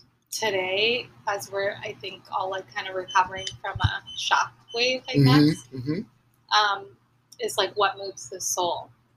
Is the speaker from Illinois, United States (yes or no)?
yes; Chicago, Illinois, United States; also born or lived in Springfield; …, born in Springfield, Illinois.